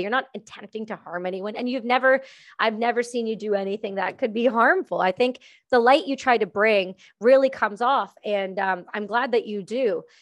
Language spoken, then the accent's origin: English; Canada; I'm just Canadian